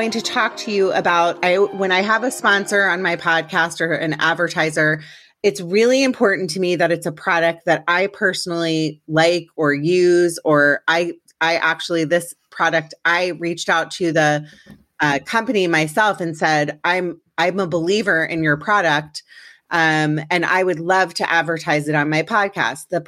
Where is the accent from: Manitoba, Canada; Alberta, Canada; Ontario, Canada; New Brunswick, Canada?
Manitoba, Canada; Winnipeg; I was originally born in Winnipeg